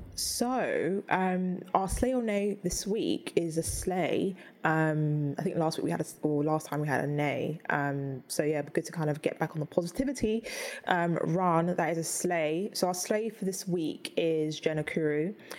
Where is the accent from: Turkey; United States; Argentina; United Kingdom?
United Kingdom; London; I'm from Peckham, I grew up there